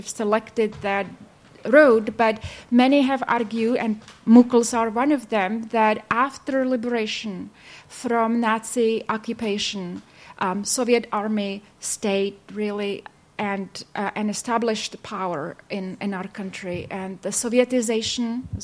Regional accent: Czechia; also born or lived in Baltimore, United States; I was from Czech, so people I worked with are mostly from Czech side

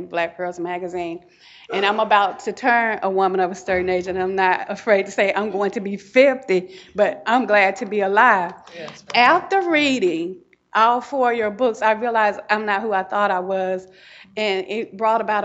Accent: the South, United States; what my family told me about civil rights and racism and growing up in the South

